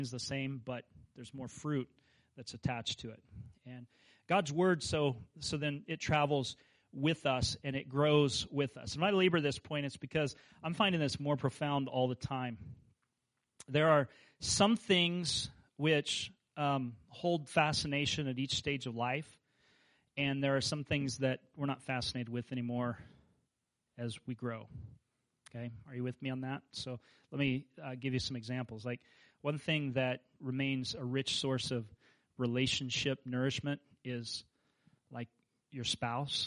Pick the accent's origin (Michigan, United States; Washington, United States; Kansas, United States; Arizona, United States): Kansas, United States; moved away; I grew up in Kansas where there were no mountains